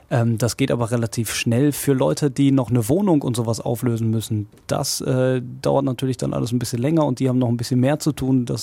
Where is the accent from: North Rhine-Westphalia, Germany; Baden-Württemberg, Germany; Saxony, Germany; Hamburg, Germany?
North Rhine-Westphalia, Germany; Hagen; Ich äh, liebe ja meine Heimatstadt hier und äh, natürlich auch diesen Sender